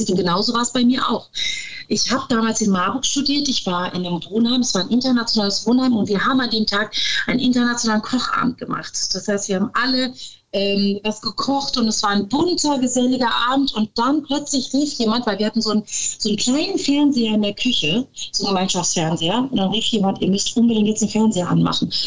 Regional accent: Turkey; dass ich ja dann auch als Türkin muslimischen Hintergrund habe

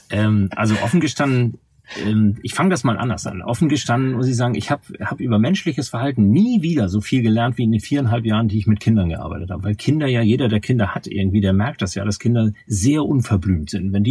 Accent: Hamburg, Germany; accent: North German; wie man wahrscheinlich an meiner Aussprache erkennen wird, äh, stamme ich aus dem norddeutschen Raum. Ich bin in Hamburg geboren, in der Hansestadt Hamburg

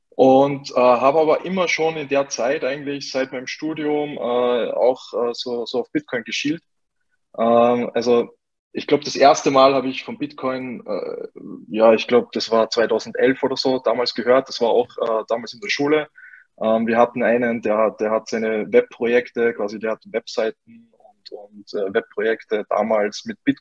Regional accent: Salzburg, Austria; accent: Austrian; Ähm, ich komme aus Österreich, wie man vielleicht äh, ein wenig hört. Ich werde mich bemühen, ähm, meinen österreichischen Akzent ein bisschen zu verstecken. Ähm, genau, ich komme aus Salzburg, ähm, bin äh, ja in Salzburg auch auf, aufgewachsen

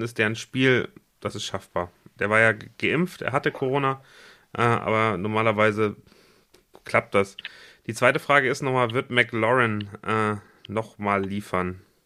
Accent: Germany; für uns als Deutsche

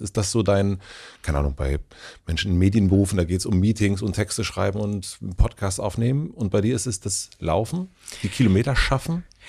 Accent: Germany; wir sind ja beide Deutsche

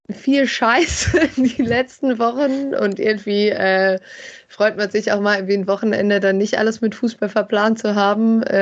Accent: Bielefeld, North Rhine-Westphalia, Germany; Ja, ich äh, bin ja aufgewachsen. Also ich komme aus Bielefeld, äh, habe hier äh, fast ununterbrochen gelebt, sagen wir so.

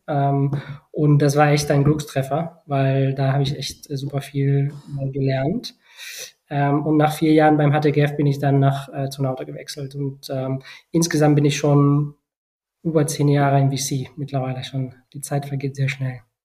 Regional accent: Barcelona, Catalonia, Spain; German is a second language; moved away as an adult; also born or lived in Bonn, Germany / China; von äh, Barcelona, meiner Heimatstadt, nach Deutschland zu ziehen

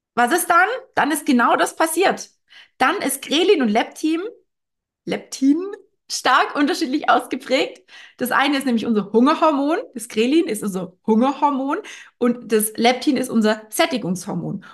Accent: Germany; bei uns in Deutschland

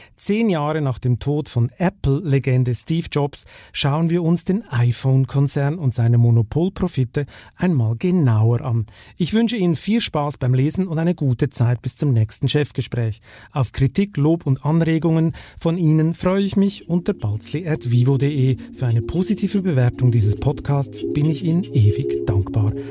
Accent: Switzerland; in meinem Heimatland

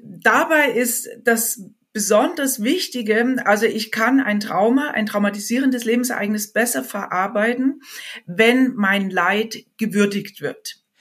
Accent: Germany; bei uns in Deutschland

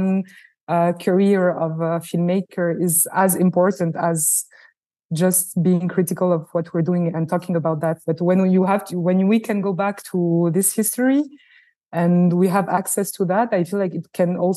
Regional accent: France; I was born in France. I was shaped also by a French and Francophone culture, first and foremost.

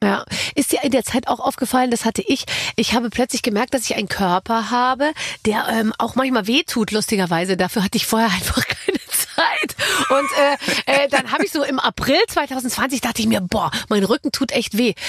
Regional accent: Gröbenzell, Bavaria, Germany; also born or lived in Munich; in so einem Vorort von München, in Gröbenzell, aber ich war in München in der Schule

